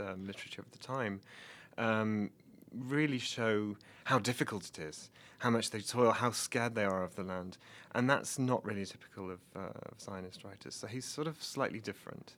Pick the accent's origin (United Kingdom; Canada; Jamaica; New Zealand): United Kingdom; Nottingham, East Midlands; moved away as an adult; also born or lived in Oxford, England; now in Bloomington, United States; I'm from Nottingham in England